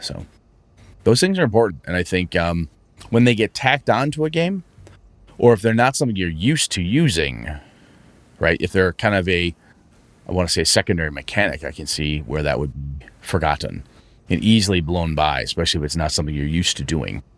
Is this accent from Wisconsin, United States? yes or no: yes; Wausau, Wisconsin, United States; moved away; I headed up to uh, my hometown, Wausau